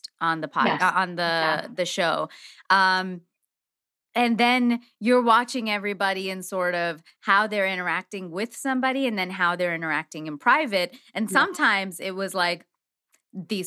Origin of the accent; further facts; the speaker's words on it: India; I'm Indian.